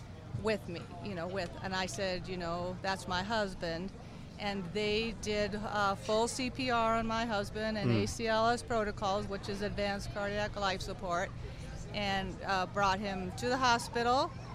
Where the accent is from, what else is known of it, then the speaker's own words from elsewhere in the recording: Coeur d'Alene, Idaho, United States; Coeur d'Alene, Idaho.